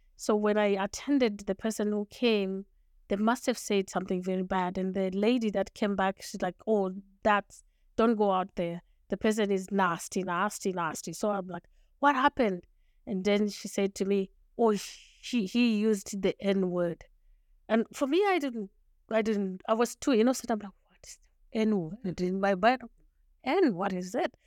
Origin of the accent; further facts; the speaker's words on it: Zimbabwe; first language Shona; English is a second language; moved away as an adult; also born or lived in Montreal, Canada; now in Canada; I was born and raised in Zimbabwe